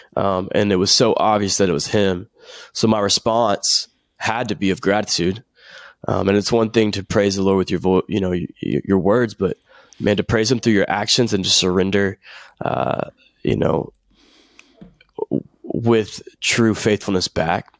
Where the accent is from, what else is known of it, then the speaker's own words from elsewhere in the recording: Nashville, Tennessee, United States; I'm from Nashville, Tennessee. And, uh, I've d, lived here my whole life, still live here now